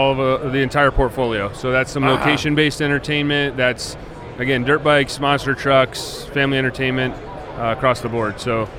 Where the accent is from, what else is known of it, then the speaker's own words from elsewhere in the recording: Western Pennsylvania, United States; also born or lived in Chicago; now in Tampa area, United States; I'm originally from Western Pennsylvania. I spent about 16 years in Chicago, and the last four I've been in that area.